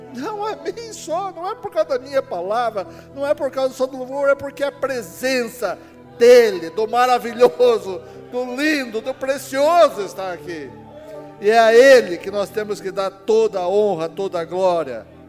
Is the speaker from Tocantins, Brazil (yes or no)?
no; Castro, Paraná, Brazil; moved away; also born or lived in Ponta Grossa; Vim do interior do Paraná. Então, eu sou de Castro, capital do mundo